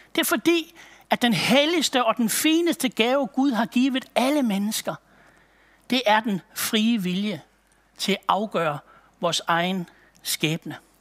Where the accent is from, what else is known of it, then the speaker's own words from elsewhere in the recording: Aalborg, North Denmark Region, Denmark; Jeg kommer fra Aalborg-egnen af